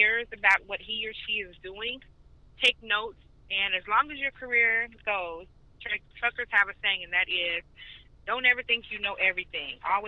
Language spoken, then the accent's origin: English; Chicago, Illinois, United States; now in Georgia, United States; I'm from Chicago